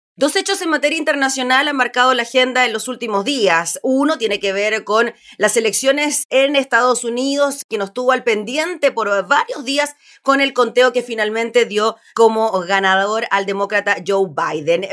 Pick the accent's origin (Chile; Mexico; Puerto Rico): Chile; nosotros como chilenos